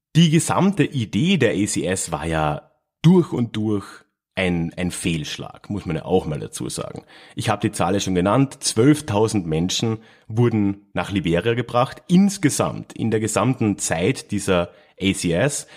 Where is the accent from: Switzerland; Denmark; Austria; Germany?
Austria; Villach, Carinthia; moved away; in meiner alten Heimatstadt Villach in Kärnten